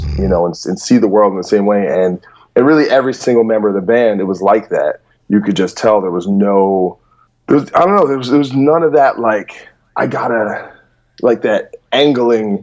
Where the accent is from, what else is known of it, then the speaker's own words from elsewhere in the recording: New Jersey, United States; moved away as an adult; also born or lived in New York; now in Los Angeles, United States; I'm from New Jersey, but then really from like 2010 on, I pretty much only hung out in New York